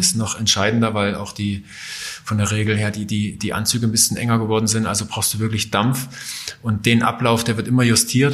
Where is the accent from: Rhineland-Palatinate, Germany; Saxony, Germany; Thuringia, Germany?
Saxony, Germany; Johanngeorgenstadt; also born or lived in Klingenthal; da, wo ich aufgewachsen bin in Johann-Georgenstadt